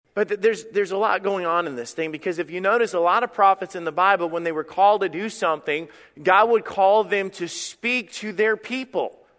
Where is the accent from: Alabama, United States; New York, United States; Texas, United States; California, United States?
Alabama, United States; when I was a kid, I grew up in Alabama